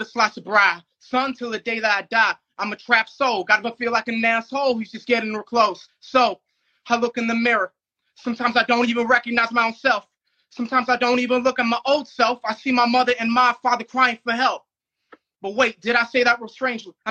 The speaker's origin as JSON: {"language": "English", "town": "Tampa", "region": "Florida", "country": "United States", "said": "I'm from Tampa"}